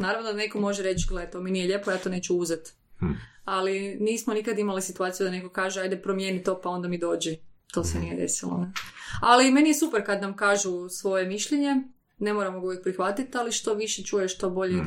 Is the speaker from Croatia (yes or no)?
yes; Koprivnica, Koprivnica-Križevci County, Croatia; mi smo podravcine, ja sam iz Koprivnice